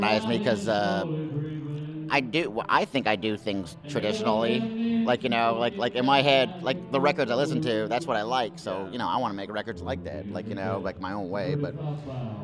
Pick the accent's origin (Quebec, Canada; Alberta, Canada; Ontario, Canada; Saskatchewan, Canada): Quebec, Canada; Montreal; born and raised in Montreal.